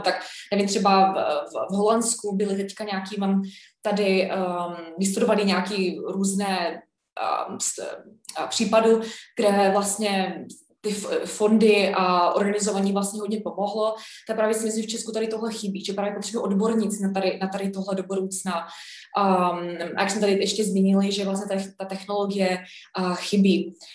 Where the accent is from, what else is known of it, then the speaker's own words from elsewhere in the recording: Canada; now in Czech Republic; já jsem vyrůstala v Kanadě, já jsem kanaděnka, a mluvím česky samozřejmě